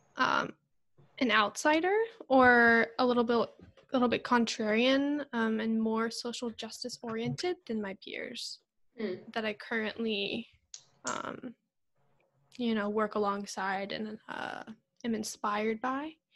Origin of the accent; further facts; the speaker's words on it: Northern Virginia, United States; I grew up in Northern Virginia, which is a very diverse city.